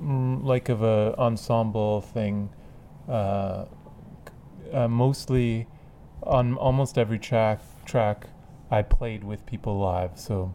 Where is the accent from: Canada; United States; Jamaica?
Canada; Etobicoke, Ontario; born there; I wanted to live outside of the city my whole life, and I was born in Etobicoke